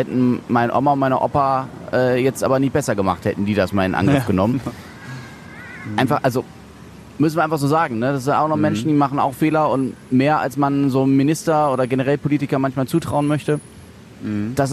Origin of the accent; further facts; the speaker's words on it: Essen, North Rhine-Westphalia, Germany; ich komme aus Essen.